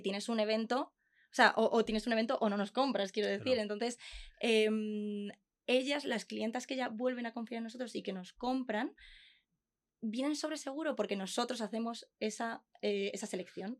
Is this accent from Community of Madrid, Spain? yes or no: no; Consuegra, Castilla-La Mancha, Spain; nosotros somos de Consuegra, un pueblo de Toledo